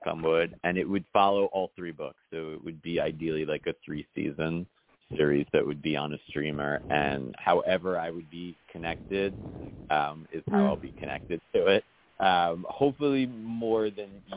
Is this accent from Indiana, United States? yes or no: no; New York City, New York, United States; I grew up in New York City